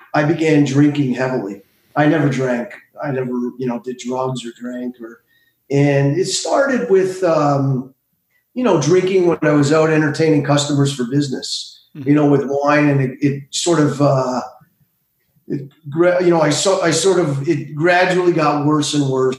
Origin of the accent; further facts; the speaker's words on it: Montreal, Quebec, Canada; I grew up in Montreal